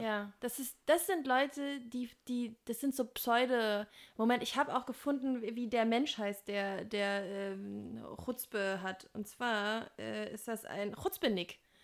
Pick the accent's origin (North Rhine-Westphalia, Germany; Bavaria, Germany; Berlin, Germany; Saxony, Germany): Berlin, Germany; als Berliner